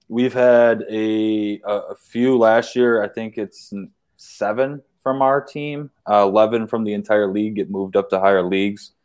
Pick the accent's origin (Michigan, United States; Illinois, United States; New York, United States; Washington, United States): Michigan, United States; Waterford; we have Waterford in our, that's my hometown